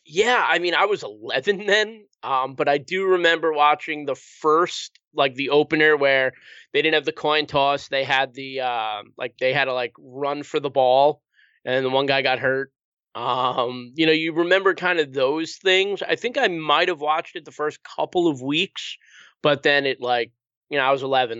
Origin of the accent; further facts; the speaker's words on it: New York, United States; now in Connecticut, United States; I'm originally from New York, um, and I live in Connecticut now